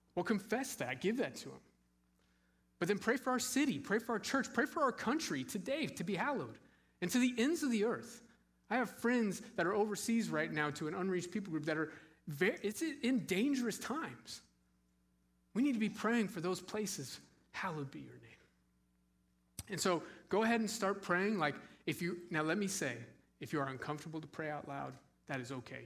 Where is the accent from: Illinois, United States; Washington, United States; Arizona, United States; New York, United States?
Arizona, United States; Scottsdale; moved away; I grew up in Scottsdale, Arizona.